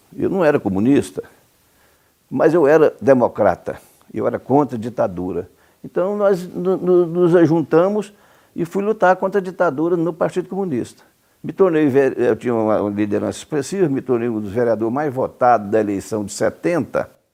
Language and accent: Portuguese; Cumari, Goiás, Brazil; moved away; also born or lived in Trindade / Goiânia; nasci em Cumari, pequena cidade no sudeste do estado.